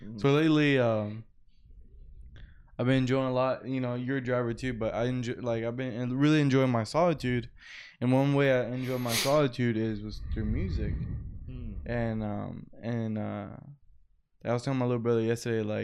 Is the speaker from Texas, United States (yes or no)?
yes; Dallas, Texas, United States; I was born and raised in Texas.